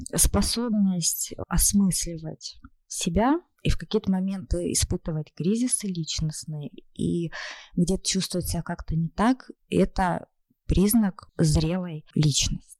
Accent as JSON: {"language": "Russian", "region": "Krasnodar Krai", "country": "Russia", "moved": "yes", "lives_now": "Moscow, Russia", "said": "кубаноидом я себя ощущаю"}